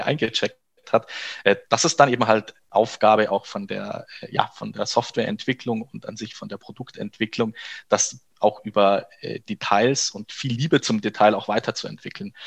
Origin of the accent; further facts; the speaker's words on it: Kempten, Bavaria, Germany; moved away as an adult; also born or lived in Berlin; Kempten, und das ist meine Geburtsstadt, da komme ich her